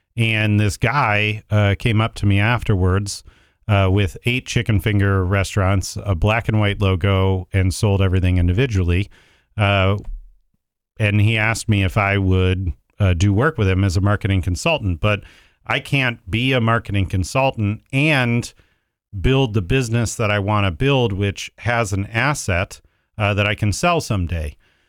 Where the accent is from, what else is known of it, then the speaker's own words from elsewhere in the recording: Mentor, Ohio, United States; also born or lived in Cincinnati / Dayton; now in Columbus, United States; So I grew up in Mentor, Ohio. I was actually born in Cincinnati and have lived in Columbus now for the last 20 years.